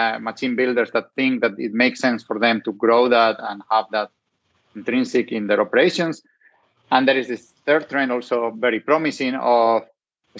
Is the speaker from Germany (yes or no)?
no; Spain; accent: Hispanic; English is a second language; moved away; have Hispanic roots, so coming from Spain